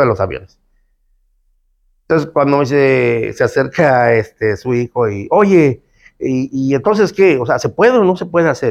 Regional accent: Cancún, Quintana Roo, Mexico; also born or lived in Felipe Carrillo Puerto, Quintana Roo; Yo nací en Carrillo Puerto, Felipe Carrillo Puerto, un lugar que está aquí yendo para Chetumal, a, la, mitad del estado. Pero desde creo que tres, cuatro años vine a, vivir a Cancún.

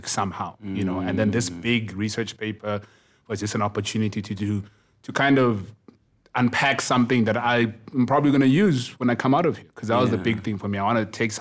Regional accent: Kokstad, KwaZulu-Natal, South Africa; also born or lived in Durban; I was coming from Kokstad

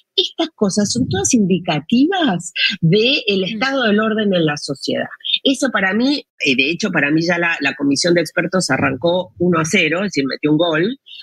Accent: Argentina; moved away; also born or lived in Chile; soy argentina, he vivido en Chile em, muchos años

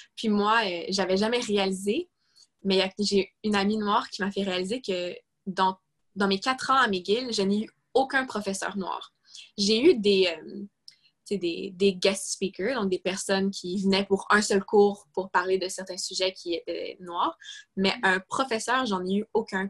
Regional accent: Quebec, Canada; je suis québécoise

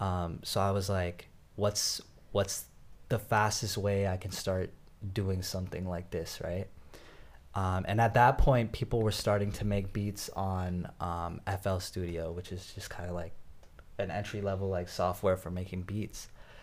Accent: South India, India; I can rap a bar about, you know, I'm from South India. This is what South Indians do, you know?

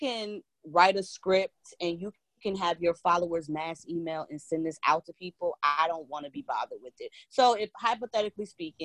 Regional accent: New Jersey, United States; I grew up in New Jersey, two-parent household

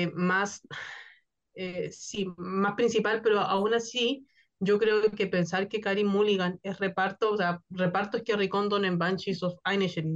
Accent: Chile; yo que soy de Chile

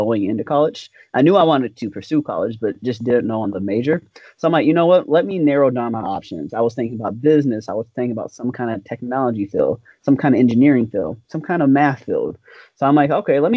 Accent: Brooklyn Park, Minnesota, United States; I was born and raised in Brooklyn Park, Minnesota

